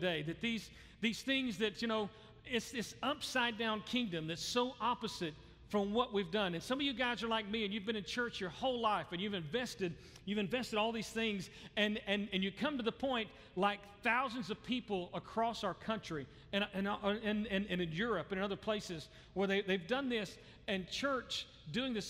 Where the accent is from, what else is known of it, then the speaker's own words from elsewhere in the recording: the South, United States; I grew up in the South. I'm from the South